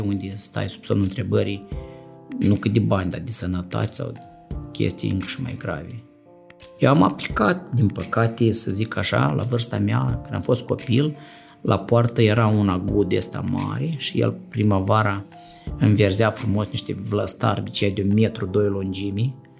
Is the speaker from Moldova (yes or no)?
yes; Moldova; also born or lived in Chișinău; eu sunt din sat